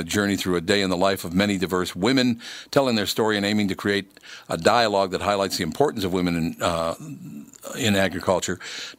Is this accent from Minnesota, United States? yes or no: yes; Minnesota, United States; To tell you the truth, I was born and raised in Minnesota, but I've gotten around to the Dakotas quite a bit